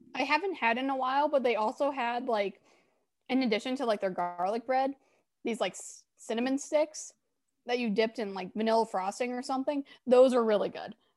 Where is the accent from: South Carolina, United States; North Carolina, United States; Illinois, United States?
Illinois, United States; Chicago; accent: Chicago; do I have a Chicago accent